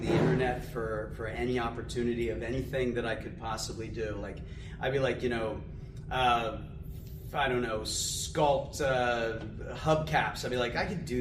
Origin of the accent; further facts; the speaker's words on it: Lancaster, Pennsylvania, United States; So I grew up in Lancaster